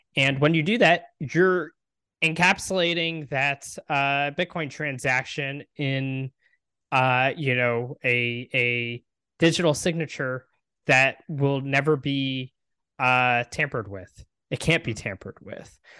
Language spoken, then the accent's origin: English; Texas, United States; I live in Texas, I'm from Texas, um, and my family has been here a long time